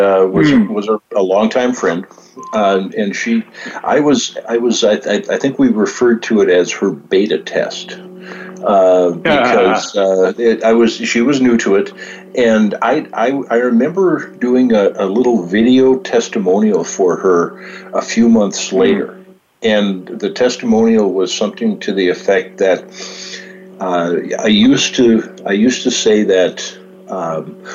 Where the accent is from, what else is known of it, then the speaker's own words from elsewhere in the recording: Valley City, North Dakota, United States; I grew up in Valley City, North Dakota, where the Larson family is from